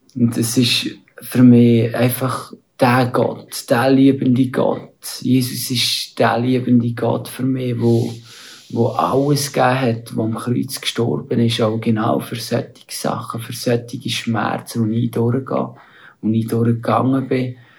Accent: Aargau, Switzerland; moved away as an adult; now in India; bin aus dem Aargau und lebe aber momentan in Indien die meiste Zeit.

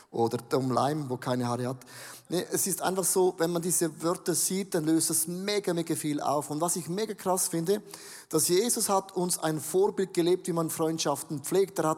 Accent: Switzerland; Genau, ist ein Australier, ich bin ein Schweizer.

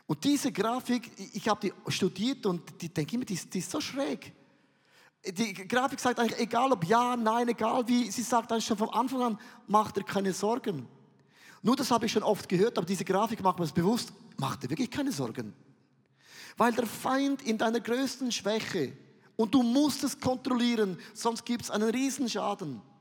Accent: Switzerland; ich bin Vulkan, ich bin ein Schweizer, ich bin mega emotionell.

